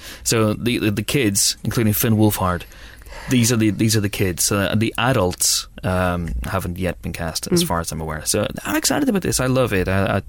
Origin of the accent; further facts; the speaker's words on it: Northern Ireland, United Kingdom; accent: Northern Irish; in case my Northern Irish accent's too strong.